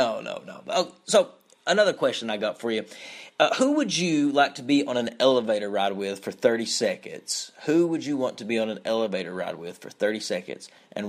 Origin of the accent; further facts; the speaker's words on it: Eastern Kentucky, United States; I'm from Eastern Kentucky, so we have all this different slang that we say